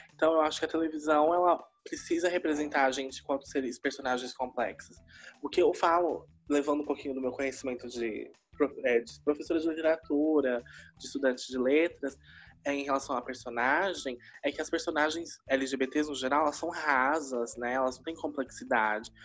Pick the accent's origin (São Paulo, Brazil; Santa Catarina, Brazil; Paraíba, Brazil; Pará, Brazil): São Paulo, Brazil; moved away as an adult; now in Araraquara, Brazil; Eu sou de São Paulo, sou de Itaquera, né, Zona Oeste mas desde 2016 eu moro em Araraquara